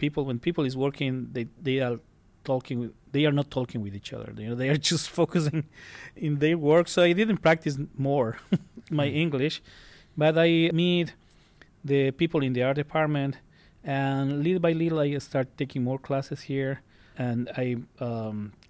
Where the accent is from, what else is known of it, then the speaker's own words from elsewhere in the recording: Cuenca, Azuay, Ecuador; moved away as an adult; now in United States; I am from a city that is known in my country as the Athens of Ecuador